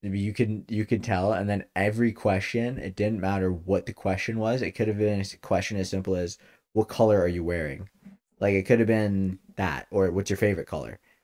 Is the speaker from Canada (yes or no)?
yes; Ontario, Canada; we're from Ontario, Canada